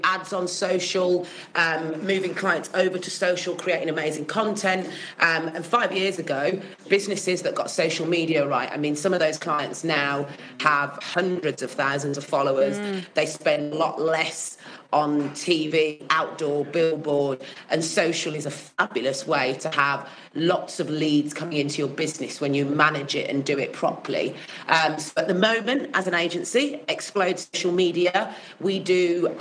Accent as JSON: {"language": "English", "town": "Birmingham", "region": "West Midlands", "country": "United Kingdom", "tie": "born or raised there", "also_born_or_lived": "Manchester", "said": "I've lived in Birmingham since I was 4 years old. I was born in Manchester"}